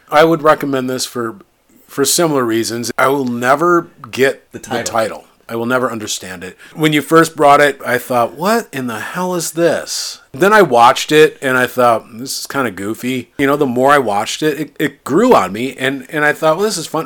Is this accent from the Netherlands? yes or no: no; Iowa, United States; I grew up in Iowa